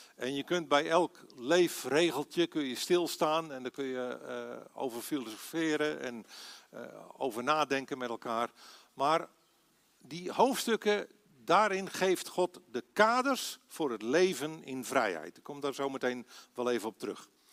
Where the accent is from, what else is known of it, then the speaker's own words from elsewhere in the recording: Aalsmeer, North Holland, Netherlands; moved away as an adult; also born or lived in Belgium / Assen; geboren en getogen in Aalsmeer